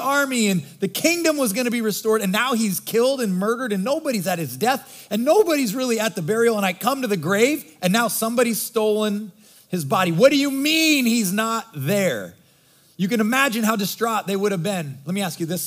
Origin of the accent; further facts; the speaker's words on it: Nebraska, United States; I grew up in Nebraska, God's country, and my mom was from Michigan